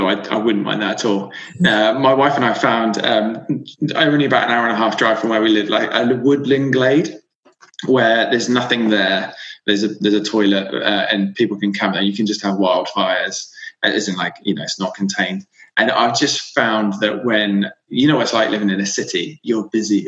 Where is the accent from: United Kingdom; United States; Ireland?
United Kingdom; Devon, South West England; now in London, United Kingdom; Yeah, so I grew up in Devon. I grew up in a small village